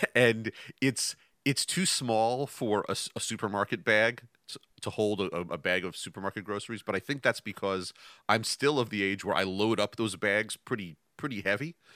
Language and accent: English; Westchester, New York, United States; I grew up in New York, just outside of New York City